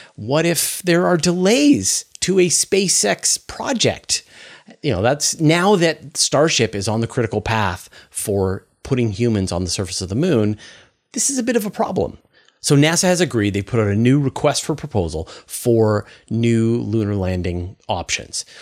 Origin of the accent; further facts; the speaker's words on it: Canada; also born or lived in Vancouver Island; as a Canadian